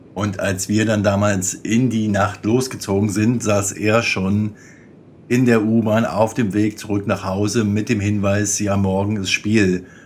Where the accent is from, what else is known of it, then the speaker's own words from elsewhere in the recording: Berlin, Germany; ich in meiner Jugend in den Käfigen in Berlin-Wedding mit Nico Kovac hin und wieder gekickt und gebolzt habe